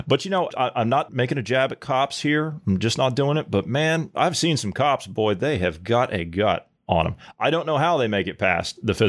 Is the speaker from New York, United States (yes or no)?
no; Ohio, United States; This is my home state of Ohio.